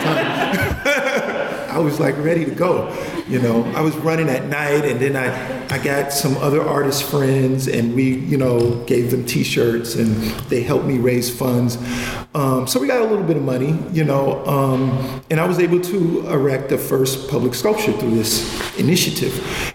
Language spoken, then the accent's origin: English; New York City, New York, United States; I'm from Clinton Hill, Bedford Stuyvesant area